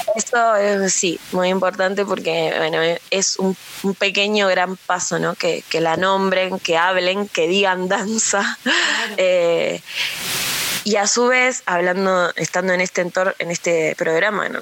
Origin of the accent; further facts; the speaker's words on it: Argentina; los 45 millones de habitantes que somos Argentina